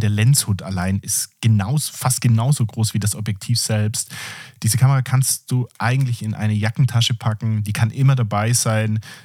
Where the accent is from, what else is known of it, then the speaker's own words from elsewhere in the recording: Southern Germany, Germany; bin ich aus dem Süden Deutschlands